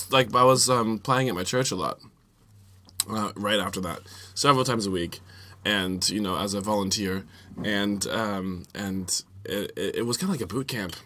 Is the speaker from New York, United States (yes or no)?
no; Virginia, United States; moved away; also born or lived in Kansas City; Was in Virginia. Virginia. Yeah, so I was raised on the East Coast and my family's from there.